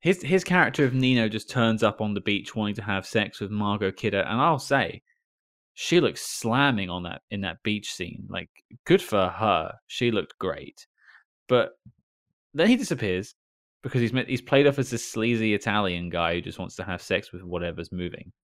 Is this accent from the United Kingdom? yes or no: yes; United Kingdom; I'm British